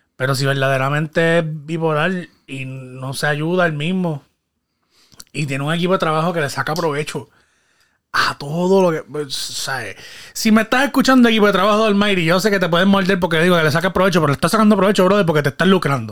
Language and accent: Spanish; Guayama, Puerto Rico; mi pueblo natal, Guayama, Puerto Rico.